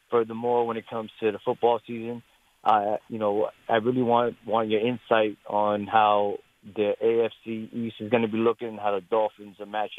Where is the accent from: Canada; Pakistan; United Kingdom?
Pakistan; now in Miami, United States; I'm Pakistani, yo.